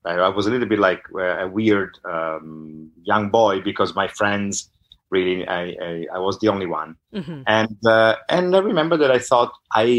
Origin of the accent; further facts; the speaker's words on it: Milan, Lombardy, Italy; accent: northern accent; first language Italian; English is a second language; moved away; also born or lived in Naples (ancestry); I'm Italian. I grew up in Italy